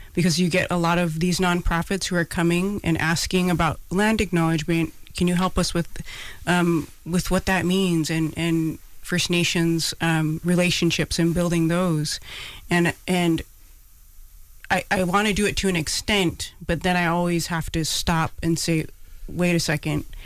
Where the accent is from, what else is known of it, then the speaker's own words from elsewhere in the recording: Pacific Northwest, United States; moved away as an adult; also born or lived in Bronx, New York; now in New York, United States; Because I'm Hawaiian, I grew up in the Pacific Northwest, and I'm here on the East Coast